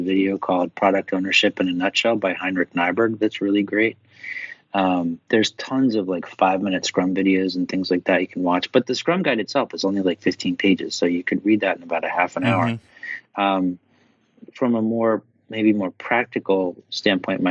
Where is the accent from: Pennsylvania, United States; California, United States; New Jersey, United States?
Pennsylvania, United States; Philadelphia; an Irish Catholic from Philadelphia